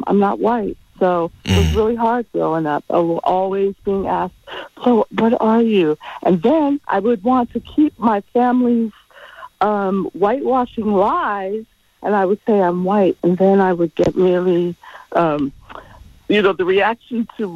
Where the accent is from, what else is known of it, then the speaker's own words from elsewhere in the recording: East Coast, United States; I am from the East Coast